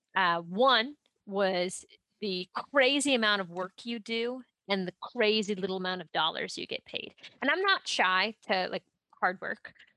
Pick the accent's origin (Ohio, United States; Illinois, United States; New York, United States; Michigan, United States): Ohio, United States; I'm from Ohio.